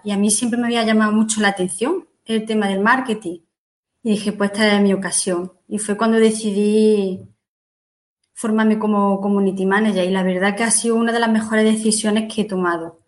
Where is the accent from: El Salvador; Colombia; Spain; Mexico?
Spain; Martos, Andalusia; yo soy de Marto, de un pueblo de Jaén